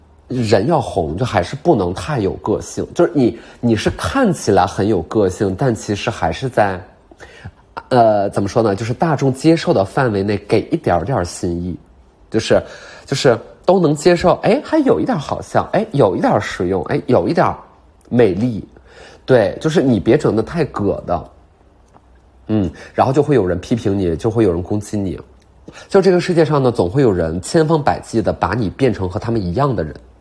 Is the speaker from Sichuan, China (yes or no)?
no; Beijing, China; 我觉得我就是能在卡布奇诺小区做一个属于咱们北京人的阿那亚